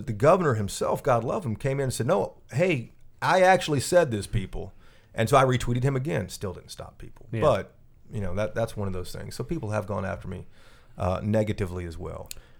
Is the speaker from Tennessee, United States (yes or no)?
yes; Tennessee, United States; he's from Texas. I'm from Tennessee.